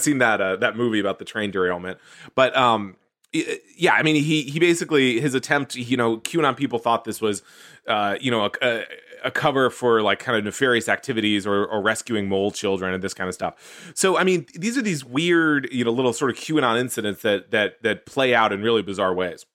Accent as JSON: {"language": "English", "town": "Houston", "region": "Texas", "country": "United States", "tie": "born or raised there", "said": "Houston, uh, my hometown."}